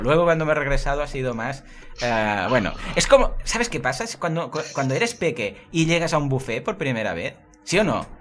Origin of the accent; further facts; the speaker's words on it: Catalonia, Spain; aquí somos catalanes